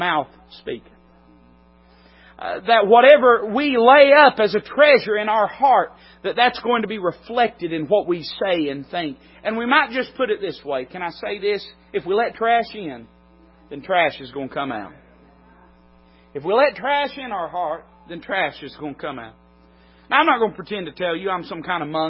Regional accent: United States; I'm an American citizen, proudly so.

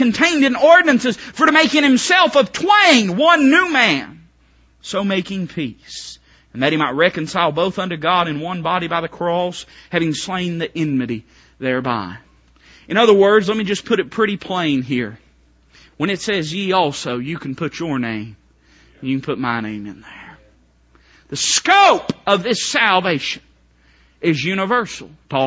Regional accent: Appalachia, United States; I am Welsh, Irish, Scottish, German, hillbilly. That's what I am. I think my birth certificate actually says that. I'm really more Appalachian American than I am anything

